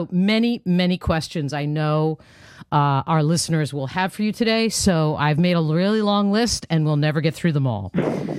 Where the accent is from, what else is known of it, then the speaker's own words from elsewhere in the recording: New Jersey, United States; here in my home state of New Jersey